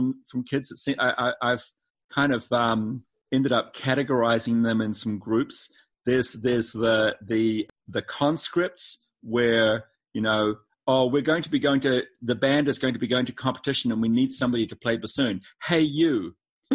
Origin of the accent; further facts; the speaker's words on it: New Zealand; moved away as an adult; also born or lived in Boston, United States; now in North Carolina, United States; not originally from North Carolina. I'm from New Zealand